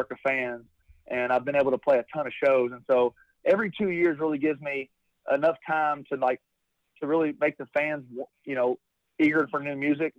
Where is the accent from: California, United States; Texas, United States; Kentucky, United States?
Kentucky, United States; Taylorsville; my hometown in Kentucky